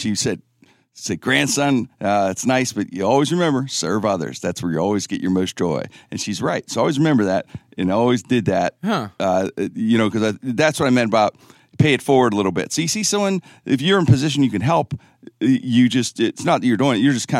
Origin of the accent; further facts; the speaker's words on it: Pittsburgh, Pennsylvania, United States; Yeah, I grew up in Pittsburgh, obviously.